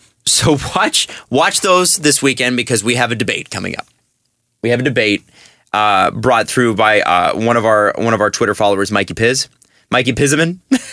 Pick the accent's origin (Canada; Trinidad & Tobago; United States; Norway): Canada; Toronto, Ontario; I grew up in Scarborough.